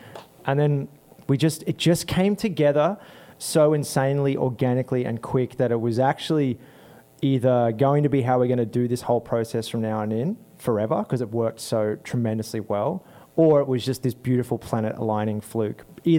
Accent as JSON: {"language": "English", "town": "Bristol", "region": "South West England", "country": "United Kingdom", "said": "We're three cats. We're from Bristol, England."}